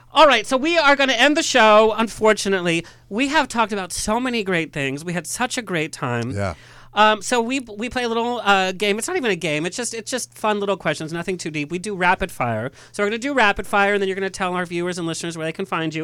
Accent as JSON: {"language": "English", "town": "San Clemente", "region": "California", "country": "United States", "tie": "born or raised there", "said": "Born and raised in San Clemente"}